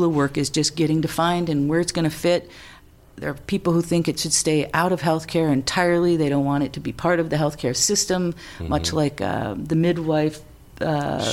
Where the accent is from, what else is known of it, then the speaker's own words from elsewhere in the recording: Sauk Centre, Minnesota, United States; moved away as an adult; also born or lived in California / Alaska; I grew up on a farm in a little town in the middle of Minnesota